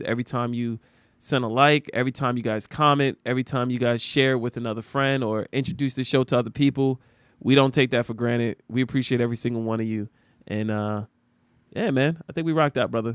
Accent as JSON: {"language": "English", "country": "United States", "said": "we as American citizens"}